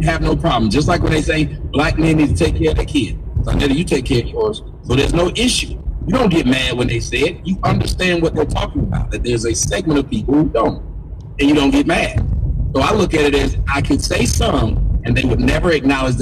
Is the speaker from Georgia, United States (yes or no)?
yes; Atlanta, Georgia, United States; I'm from Atlanta